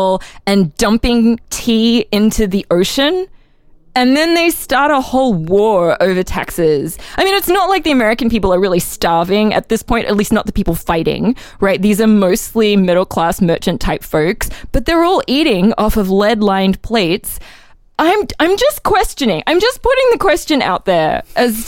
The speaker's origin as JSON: {"language": "English", "town": "Brisbane", "region": "Queensland", "country": "Australia", "tie": "born or raised there", "moved": "as an adult", "lives_now": "Philadelphia, United States", "said": "I'm from Australia"}